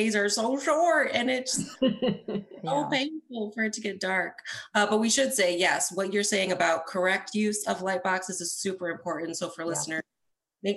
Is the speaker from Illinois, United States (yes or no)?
yes; Chicago, Illinois, United States; As another Chicagoan